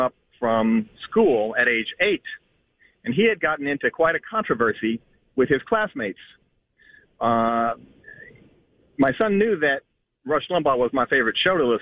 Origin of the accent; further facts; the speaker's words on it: Southeast Missouri, United States; moved away as an adult; now in Florida, United States; although I am from Southeast Missouri